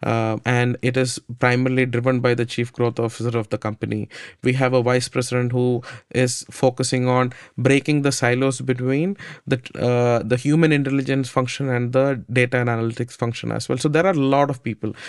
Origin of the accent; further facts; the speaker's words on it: India; I grew up in India